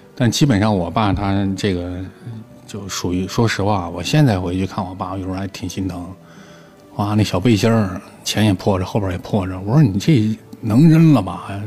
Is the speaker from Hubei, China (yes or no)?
yes; Jianghan Oilfield, Hubei, China; moved away; also born or lived in Shanghai; 我小时候是生活在湖北江汉油田，就那个山里边儿，气矿啊什么这种地方